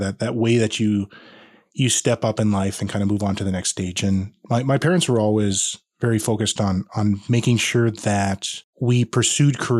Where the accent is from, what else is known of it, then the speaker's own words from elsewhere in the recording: Regina, Saskatchewan, Canada; now in Grande Prairie, Canada; I was born and raised in Regina